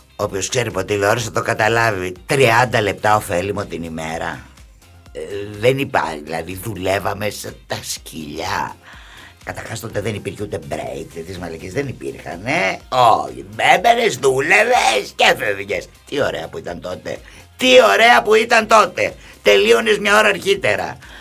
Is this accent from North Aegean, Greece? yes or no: no; Nea Smyrni, Attica, Greece; also born or lived in Montreal, Canada; Η Νέα Σμύρνη είναι το χωριό μου. Ναι, εκεί μεγάλωσα από όταν ήρθαμε από τον Καναδά.